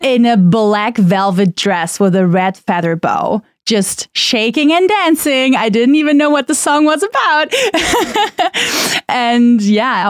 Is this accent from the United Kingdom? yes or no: no; Germany; first language German; English is a second language; moved away as an adult; growing up in Germany, I mean, I am part of a very mixed up family